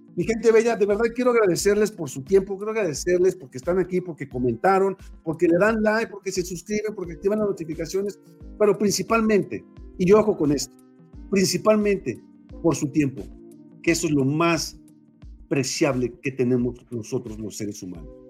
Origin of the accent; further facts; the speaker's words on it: León, Guanajuato, Mexico; soy de León, Guanajuato